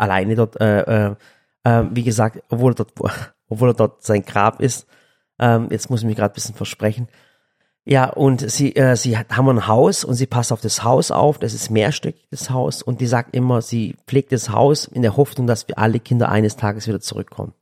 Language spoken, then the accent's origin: German; Sinop, Turkey; now in Germany; ich komme aus dem Norden der Türkei und zwar direkt in der Schwarzmeerküste. Das nennt sich Sinop. Also wirklich direkt, ich bin Küstenkind